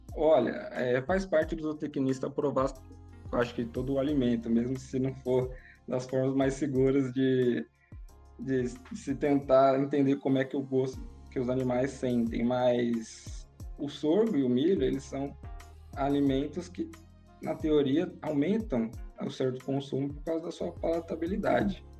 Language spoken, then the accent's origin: Portuguese; São Paulo, Brazil; eu cresci e sou de São Paulo